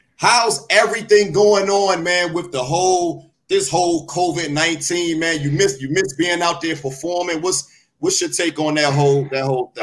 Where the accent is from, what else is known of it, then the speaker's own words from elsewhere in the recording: Washington, District of Columbia, United States; my hometown of Washington, D.C.